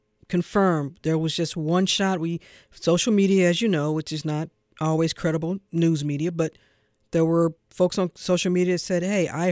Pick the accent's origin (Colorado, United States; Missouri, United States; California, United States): Missouri, United States; St. Louis; You are talking to a sister from St. Louis.